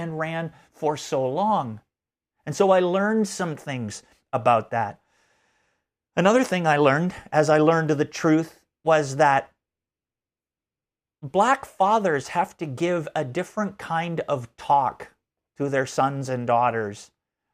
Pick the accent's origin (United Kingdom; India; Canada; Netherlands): Canada; moved away; As a Canadian growing up, I did not learn a lot of American history.